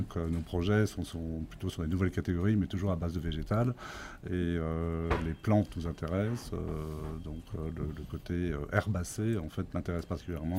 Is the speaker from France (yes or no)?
yes; France; je suis né effectivement sur cette ferme euh, et j'y réside encore